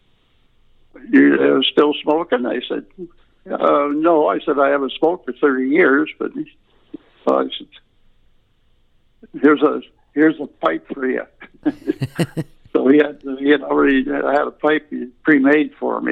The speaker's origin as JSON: {"language": "English", "town": "Essex", "region": "Ontario", "country": "Canada", "tie": "born or raised there", "said": "I grew up in the town of Essex, Ontario"}